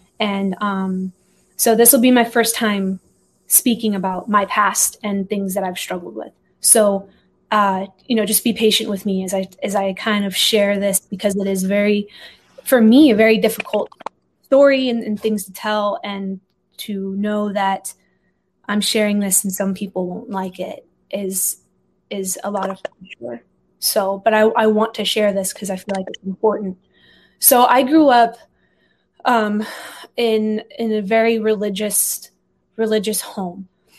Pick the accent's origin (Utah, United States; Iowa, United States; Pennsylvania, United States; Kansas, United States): Iowa, United States; also born or lived in Texas; So I was born in Texas, been a little bit everywhere. So I moved from Texas when I was about 2 years old. We were in Iowa for about 7 years.